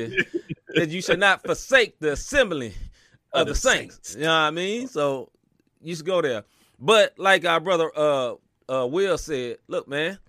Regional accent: Kansas City, United States; now in Atlanta, United States; We'll say I'm from KC. I'm from the Midwest. Just living in Atlanta.

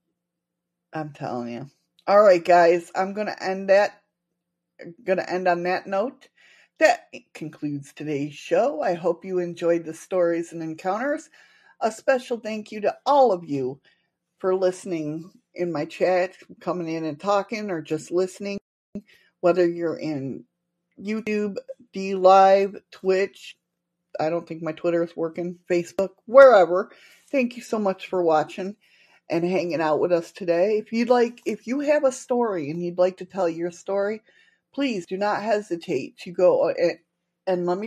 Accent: Western New York, United States; I'm originally from Western New York

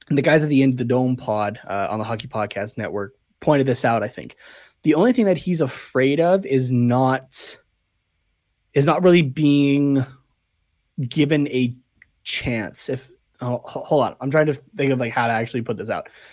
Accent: Canada; I'm Canadian

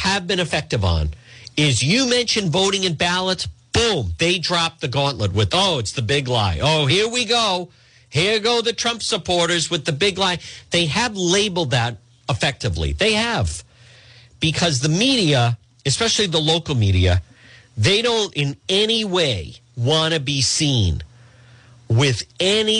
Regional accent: Edgewood, Rhode Island, United States; my parents, growing up in Edgewood

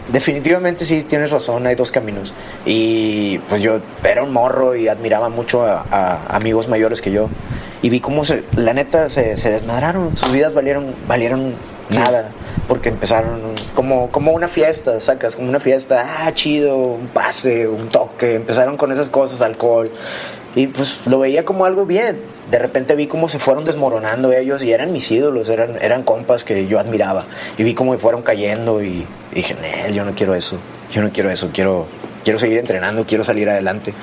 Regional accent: San Nicolás de los Garza, Nuevo León, Mexico; crecí allá en San Nicolás con mis papás

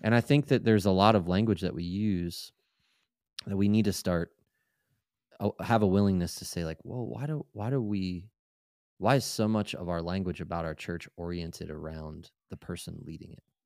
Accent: Maryland, United States; I lived in, I grew up in Maryland

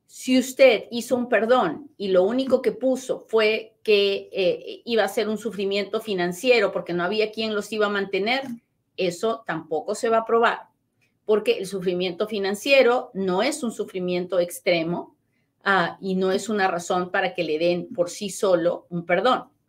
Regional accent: Peru; moved away; Yo nací en Perú

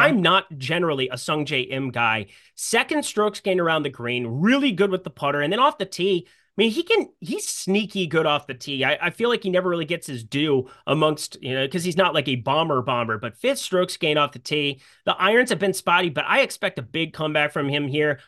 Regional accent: Sioux Falls, South Dakota, United States; We had the same golf coach growing up in Sioux Falls, South Dakota

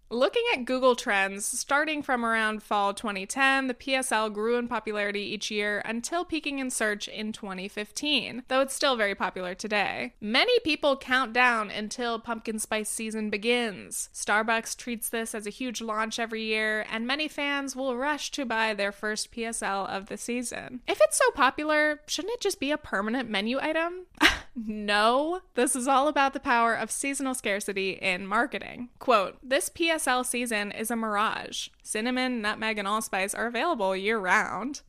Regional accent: Southern California, United States; moved away as an adult; also born or lived in New York; I grew up in Southern California, a place with basically two seasons, hot or slightly chilly.

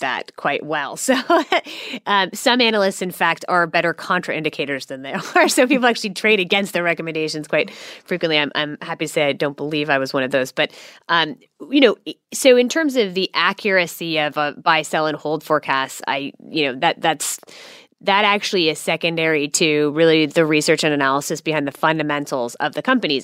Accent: Silicon Valley, California, United States; now in Australia; I grew up in Silicon Valley

